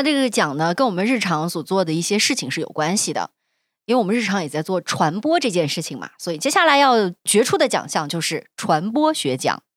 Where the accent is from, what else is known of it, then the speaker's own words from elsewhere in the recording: Xinjiang, China; accent: Xinjiang dialect; 新疆方言里面还是简化了， 我们没有 this